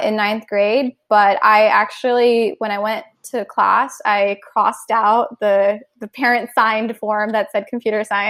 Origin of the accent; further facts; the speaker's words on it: Cupertino, California, United States; also born or lived in South India / East Coast, United States; I grew up mostly in South Bay, California, in Cupertino. And that's where I went to high school as well.